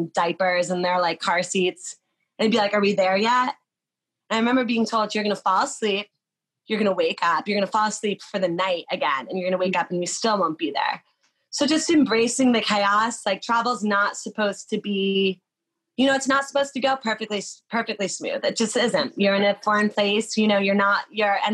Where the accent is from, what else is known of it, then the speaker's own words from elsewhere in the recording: United States; I grew up outside of New York City